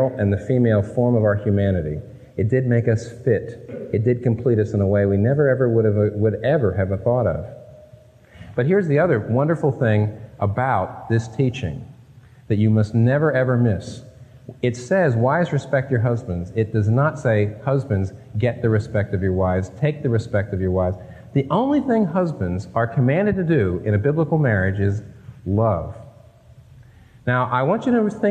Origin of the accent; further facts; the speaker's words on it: Northeast, United States; My wife and I are not from the Midwest, we're not from the South, we're from the Northeast, raised in public schools